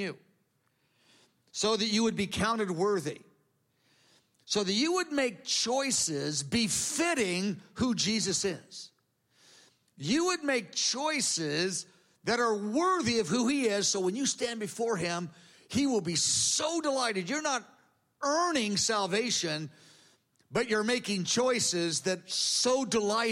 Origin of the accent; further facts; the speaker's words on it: United States; I'm an American. We don't do it that way here.